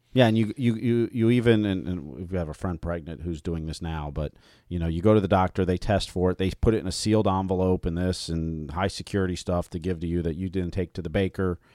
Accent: Ohio, United States; moved away; also born or lived in Minnesota; I grew up in Ohio

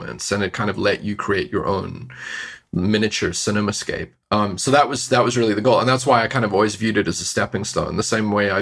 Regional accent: Johannesburg, Gauteng, South Africa; moved away as an adult; now in Vancouver, Canada; I growing up in South Africa, my childhood

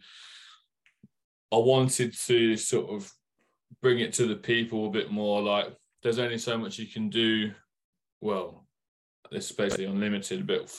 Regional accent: Leicester, East Midlands, United Kingdom; moved away; I'm not. I'm from Leicester. I'm from Midland. And cool. But I moved down here a few years ago.

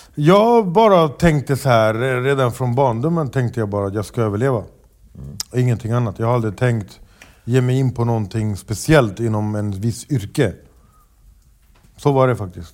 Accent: Stockholm, Stockholm County, Sweden; jag föddes uppvuxen i Rinkeby och det var inte mitt fel att jag föddes där.

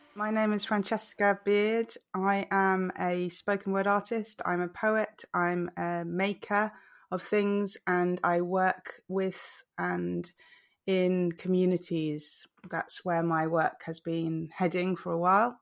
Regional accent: Malaysia; also born or lived in England; now in London, United Kingdom; I grew up in Malaysia

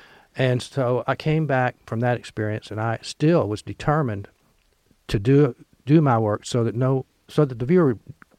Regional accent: Oxford, Mississippi, United States; born or raised there

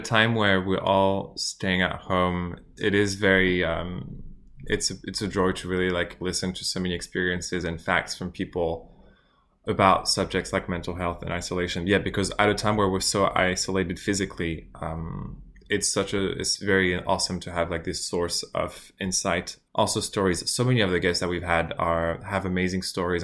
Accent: France; moved away as an adult; now in Melbourne, Australia; I'm from France as well, and I've been in Australia since, for, like, the past six years

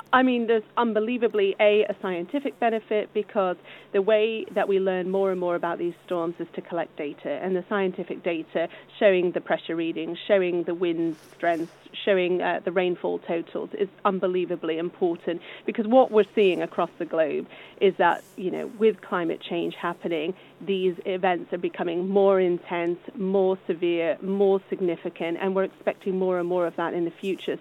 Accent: United States; moved away; I grew up in the States where we had some really severe weather in the form of tornadoes

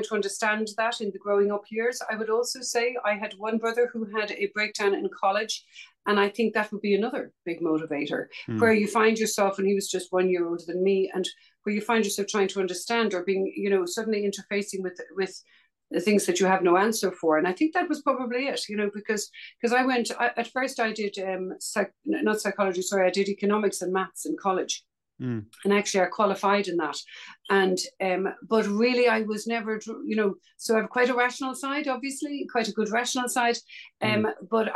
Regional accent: Dublin, Leinster, Ireland; I grew up in Dublin, Ireland

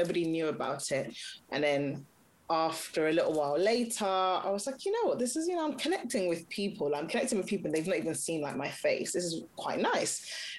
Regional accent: Nigeria; You know, again, like in our instance, I'm Nigerian, my husband's from Ghana, and we had it all planned out.

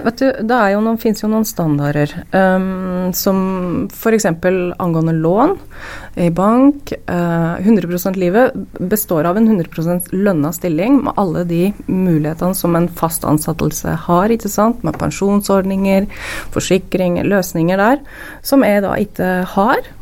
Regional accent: Gausdal, Innlandet, Norway; moved away as an adult; now in Lillehammer, Norway; jeg er fra Gassdal opprinnelig

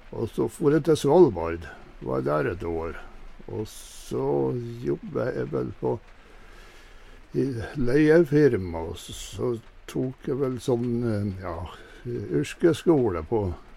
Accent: Grane, Nordland, Norway; now in Sunnmøre, Norway; Jeg bor inne på Sunnmøre egentlig, men eh, jeg kommer fra Grane.

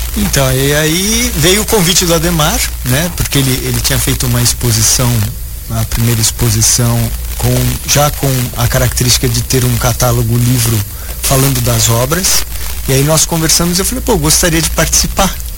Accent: São Paulo, Brazil; moved away; eu tinha uma vida cultural em São Paulo, que é a minha cidade natal, bem intensa.

